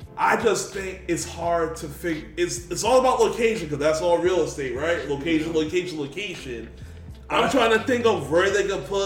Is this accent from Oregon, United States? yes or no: no; New York City, New York, United States; moved away; I'm a New Yorker.